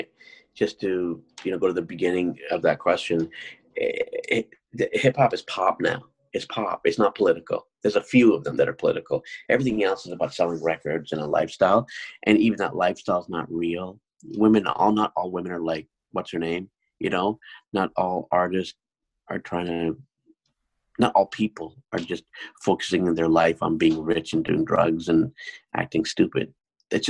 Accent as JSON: {"language": "English", "country": "Canada", "tie": "born or raised there", "also_born_or_lived": "South India", "said": "I'm a South Indian man who grew up here"}